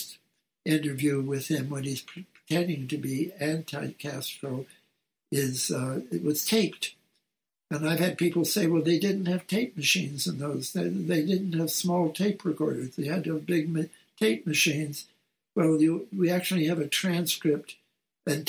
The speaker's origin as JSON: {"language": "English", "town": "Montreal", "region": "Quebec", "country": "Canada", "tie": "born or raised there", "said": "It involved a firm in Montreal, my hometown"}